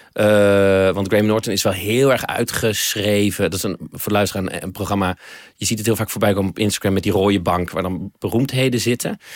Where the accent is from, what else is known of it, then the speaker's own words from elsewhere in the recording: Netherlands; zijn wij Nederlanders